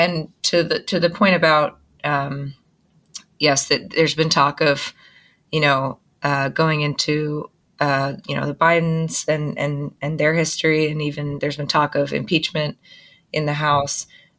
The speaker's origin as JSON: {"language": "English", "region": "Massachusetts", "country": "United States", "said": "from Massachusetts near Gloucester."}